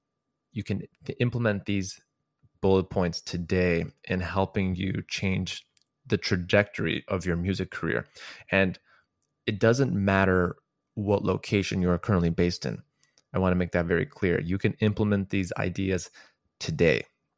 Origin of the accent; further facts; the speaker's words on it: Chicago, Illinois, United States; I am originally from Chicago, Illinois.